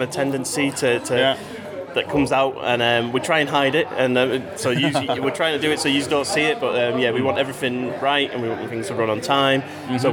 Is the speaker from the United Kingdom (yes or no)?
yes; Manchester, North West England, United Kingdom; I'm not from Yorkshire. I'm from Manchester.